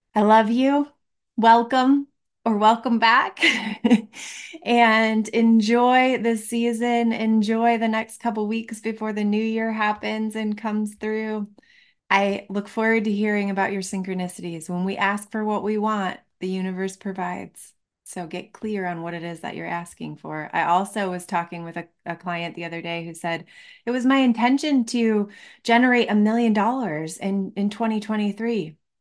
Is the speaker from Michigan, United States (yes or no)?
yes; Michigan, United States; now in Colorado, United States; I live in Colorado. I grew up in Michigan